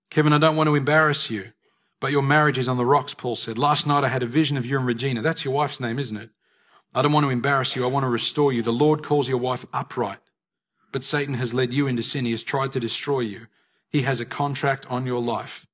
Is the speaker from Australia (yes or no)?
yes; Australia; we are Australian citizens